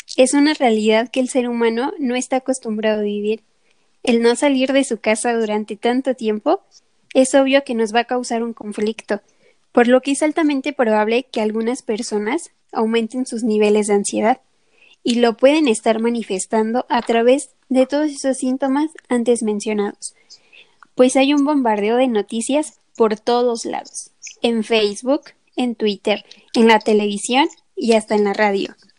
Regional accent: Mexico; así somos los mexicanos

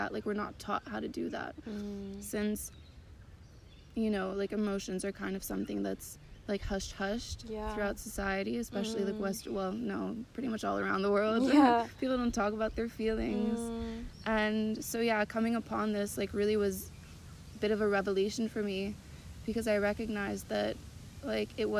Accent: Montreal, Quebec, Canada; I'm from Canada, from Montreal, originally French-Canadian, so I grew up from a French family, but also very Anglophone in the way that I grew up

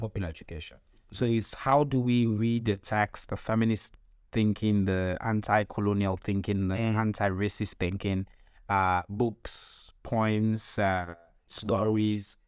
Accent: Sierra Leone; I'm from Sierra Leone

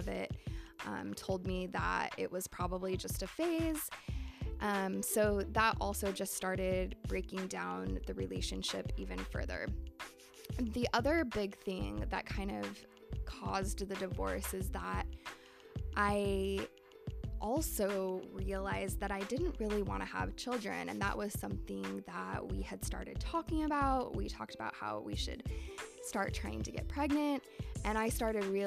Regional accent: Salt Lake City, Utah, United States; I grew up in Salt Lake City, Utah

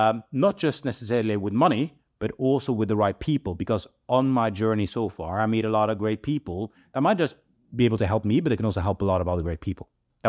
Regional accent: Manchester, North West England, United Kingdom; we are born and raised in Manchester. We are very proud about that, and we want to build a community, and we want to give back.

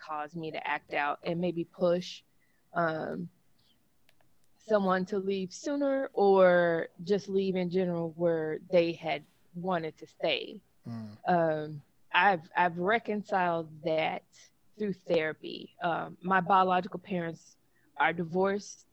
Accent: Memphis, Tennessee, United States; accent: country; moved away; I grew up in South Memphis

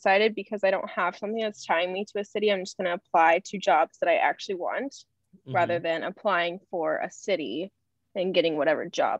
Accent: Kansas City, United States; moved away as an adult; also born or lived in Arkansas; now in Chicago, United States; I am originally from Kansas City, but I am going to school right now with Ruben up in Chicago. I did my undergrad in Arkansas

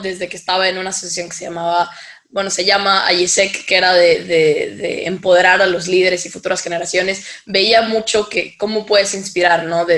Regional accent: Mexico; soy de México

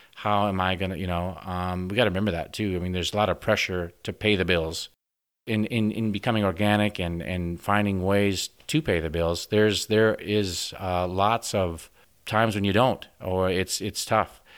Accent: Orange City, Iowa, United States; moved away as an adult; now in Western Australia, Australia; I grew up in the northwest part of, of Iowa. Sioux County is actually kind of from the city. It's, the city is Orange City

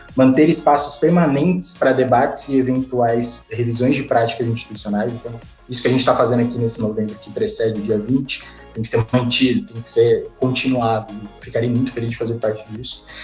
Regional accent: São Paulo, Brazil; eu nasci, cresci a minha adolescência e minha infância no Jardim Ângela, abracei para a caravana do Jardim Ângela, quem conhece Zona Sul de São Paulo, periferia

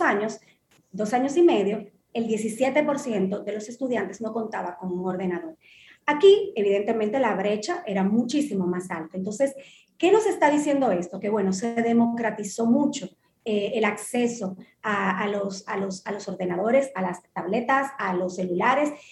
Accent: Dominican Republic; como dominicanos

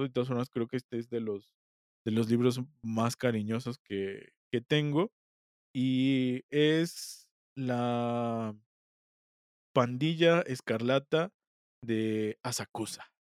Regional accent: Mexico; nosotros como mexicanos

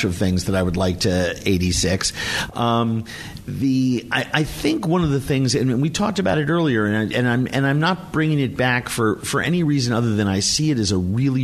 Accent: New York, United States; now in Minnesota, United States; Growing up in a Jewish household in New York

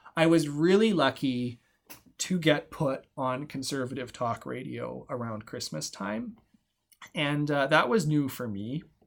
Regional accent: Alberta, Canada; moved away as an adult; now in Val Marie, Canada; I grew up in Alberta. I went to school in Alberta

